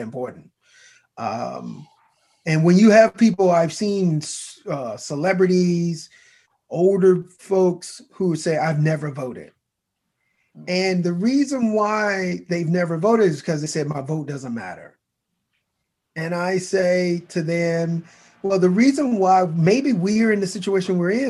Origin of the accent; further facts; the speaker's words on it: Mobile, Alabama, United States; my hometown of Mobile, Alabama